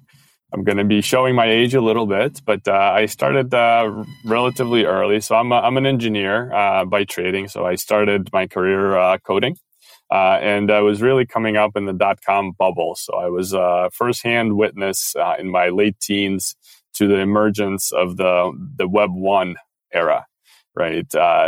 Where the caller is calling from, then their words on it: Paris, Île-de-France, France; I'm calling in from Paris, so it's about afternoon.